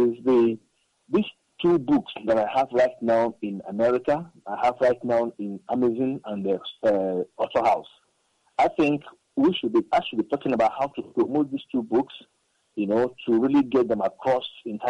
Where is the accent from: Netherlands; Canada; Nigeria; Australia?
Nigeria; I am come from Nigeria. I'm a Nigerian